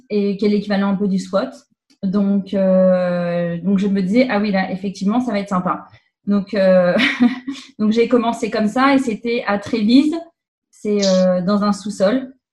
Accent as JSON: {"language": "French", "area": "Paris region", "region": "Île-de-France", "country": "France", "moved": "yes", "lives_now": "Quebec, Canada", "said": "je viens de France, de région parisienne."}